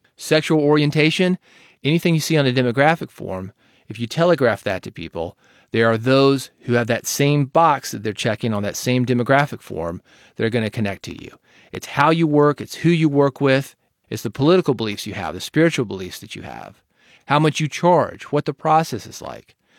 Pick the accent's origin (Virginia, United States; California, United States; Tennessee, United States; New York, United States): Tennessee, United States; Nashville; being from Nashville